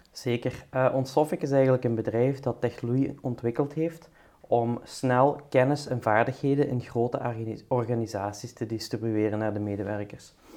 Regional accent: Belgium; also born or lived in United States; zijn wij als Belgen

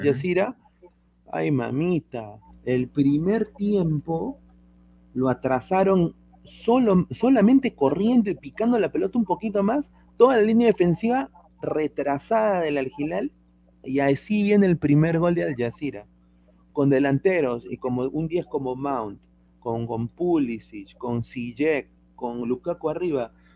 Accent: Peru; Yo, yo soy peruano

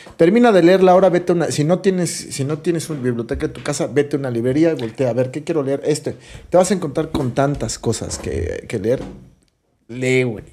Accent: Mexico City, Mexico; yo soy chilangazo, ¿no? Y me encanta cuando conocer cosas de mi ciudad todo el tiempo, del lugar de donde soy

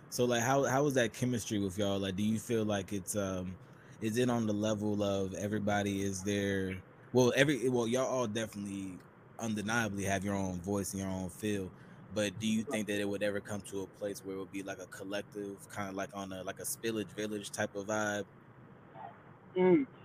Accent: Cleveland, Ohio, United States; I'm from Cleveland, Ohio.

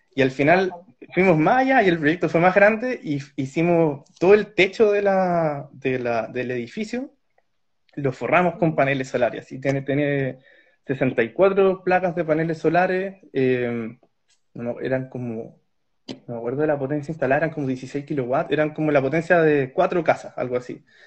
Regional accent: Santiago, Santiago Metropolitan Region, Chile; moved away as an adult; now in Karlsruhe, Germany; soy de Santiago de Chile, soy esposo de Daniela, con quien vivimos acá en la ciudad de Karlsruhe

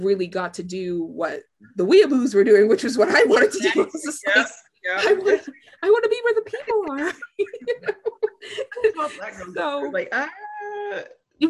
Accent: Tampa, Florida, United States; I'm from Tampa

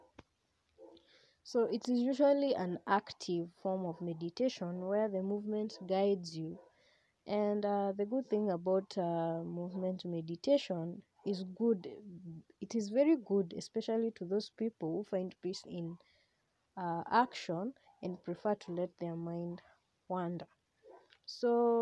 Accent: Kenya; I use Swahili because I am a Kenyan and I'm a very proud Kenyan.

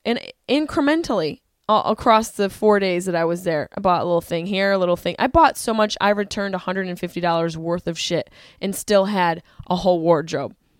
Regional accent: Syracuse, New York, United States; my hometown, Syracuse, New York

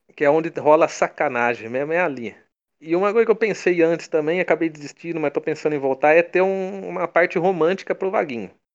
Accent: Brazil; accent: caipira; meu sotaque caipira

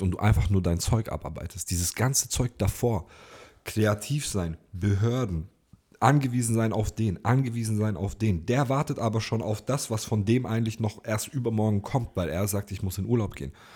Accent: Ulm, Baden-Württemberg, Germany; bei uns in Ulm

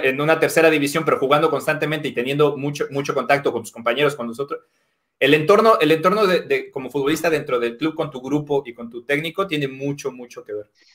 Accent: Mexico; moved away; soy mexicano

